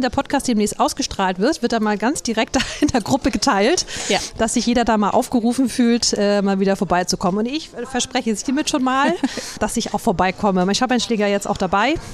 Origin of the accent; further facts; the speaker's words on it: Northern Germany, Germany; als Norddeutscher